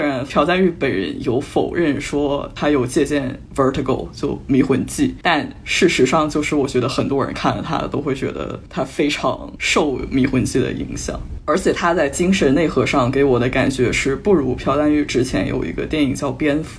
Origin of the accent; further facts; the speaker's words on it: China; now in Vancouver, Canada; 尤其像我们中国人是可以能共情到的。